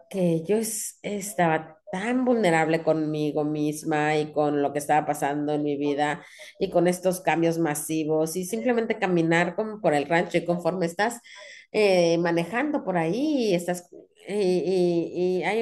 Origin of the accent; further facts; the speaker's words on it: Sydney, New South Wales, Australia; Cuando yo era chiquita, yo crecí en Sydney, pero íbamos a, a Gales, íbamos al rancho de un primo